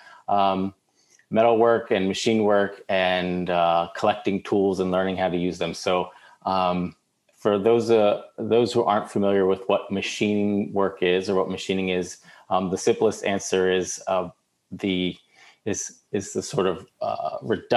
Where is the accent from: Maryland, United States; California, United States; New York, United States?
Maryland, United States; Baltimore; I grew up in Baltimore